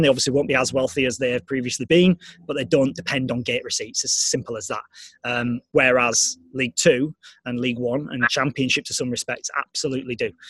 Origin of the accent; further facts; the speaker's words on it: Leeds, Yorkshire and the Humber, United Kingdom; also born or lived in Sheffield; I'm from the city of Leeds. You know, it's my hometown patch